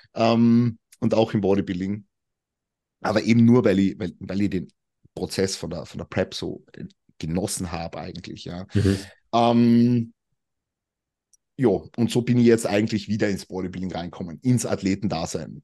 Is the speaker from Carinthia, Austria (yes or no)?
yes; Carinthia, Austria; moved away as an adult; now in Vienna, Austria; ich komme ja eigentlich aus dem Süden von Österreich. Da redet man ja nochmal anders. Wie gesagt, ich bin 2019 nach Wien gezogen, ich komme ja eigentlich von ganz unten